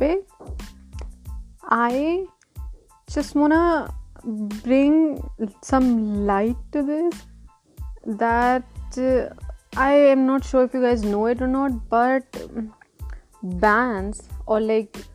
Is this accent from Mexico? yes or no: no; Lucknow, Uttar Pradesh, India; I'm from Lucknow